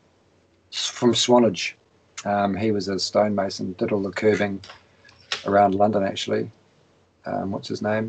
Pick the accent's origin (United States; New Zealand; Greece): New Zealand